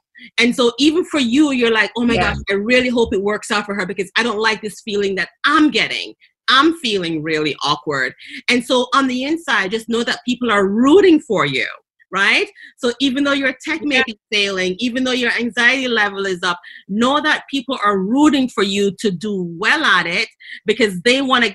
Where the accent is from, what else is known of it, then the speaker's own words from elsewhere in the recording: Jamaica; accent: Jamaican; my Jamaican accent